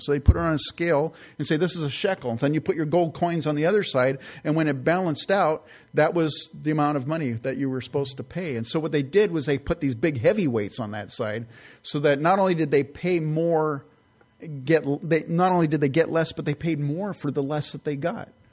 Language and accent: English; California, United States; moved away; also born or lived in San Francisco Bay Area; I grew up in California